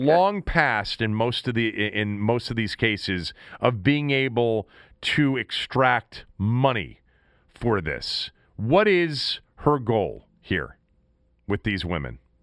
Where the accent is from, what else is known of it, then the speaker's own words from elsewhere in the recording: Washington, District of Columbia, United States; in our city and in our, in our, for me, my hometown